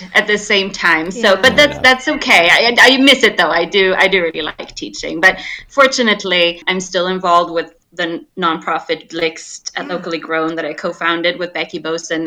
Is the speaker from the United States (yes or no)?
no; Sweden; moved away as an adult; I grew up in Sweden